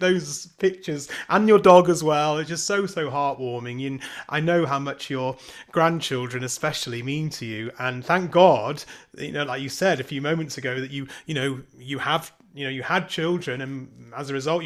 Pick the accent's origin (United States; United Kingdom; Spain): United Kingdom; we're both British